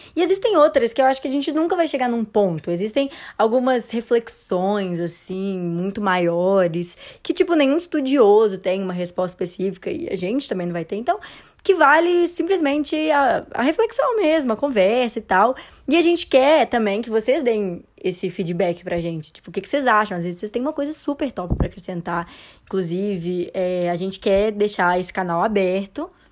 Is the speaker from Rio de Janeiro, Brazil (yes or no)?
no; Belo Horizonte, Minas Gerais, Brazil; moved away as an adult; now in Campinas, Brazil; sou de BH, assim, passei a maior parte da minha vida em BH